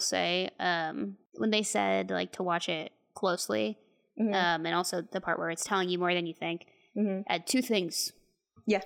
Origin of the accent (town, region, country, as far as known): Texas, United States